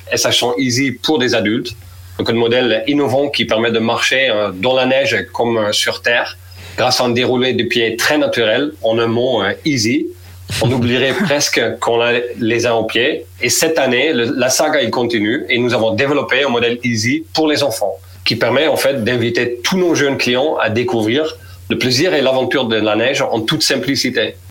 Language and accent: French; Netherlands; French is a second language; moved away as an adult; je suis néerlandais